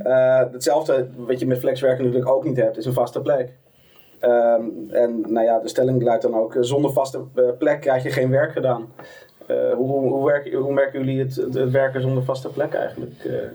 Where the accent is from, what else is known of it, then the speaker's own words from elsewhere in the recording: Amsterdam, North Holland, Netherlands; Ik kom uit Amsterdam.